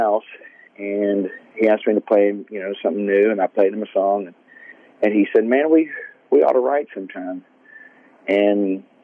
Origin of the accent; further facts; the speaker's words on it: Goodlettsville, Hendersonville, Gallatin, Tennessee area, United States; I grew up in Gulletsville, Hendersonville, Gallatin, Tennessee area, which is just north of Nashville, about 10, 15 miles